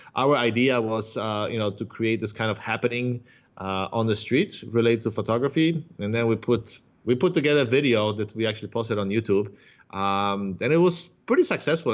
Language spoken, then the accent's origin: English; Warsaw, Masovian Voivodeship, Poland; now in San Diego, United States; I am uh, originally from Poland, from Warsaw